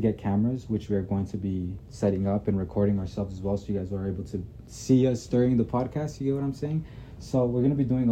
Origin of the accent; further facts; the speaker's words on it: Midvale, Utah, United States; now in West Jordan, United States; I was born in Midvale, Utah. I recently moved to West Jordan